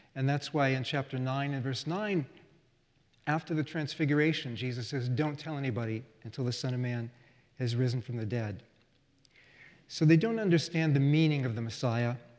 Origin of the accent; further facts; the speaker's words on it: United States; as an American